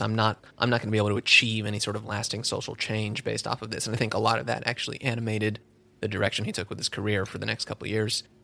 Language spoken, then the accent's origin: English; Southern California, United States; also born or lived in Orange County / San Fernando Valley / Koreatown, Los Angeles; I was born and raised all around uh, the the Southern California area. I grew up in Orange County to start, and then the Valley as a teenager